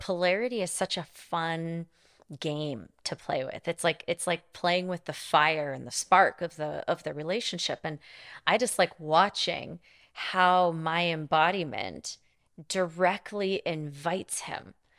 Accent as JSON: {"language": "English", "region": "Montana", "country": "United States", "tie": "born or raised there", "said": "I grew up in Montana"}